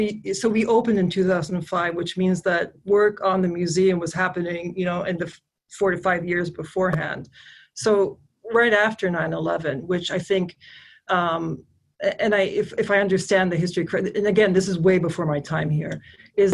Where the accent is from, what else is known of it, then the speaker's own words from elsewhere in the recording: Kuwait; moved away as an adult; also born or lived in Canada / East Coast, United States; now in Dearborn, United States; I was born in Canada, I grew up in Kuwait, I came to the US when I was 18 and lived here for 20 years